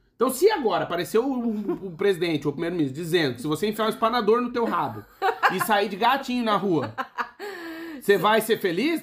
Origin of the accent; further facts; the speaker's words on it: Brazil; moved away as an adult; nós, que somos do Brasil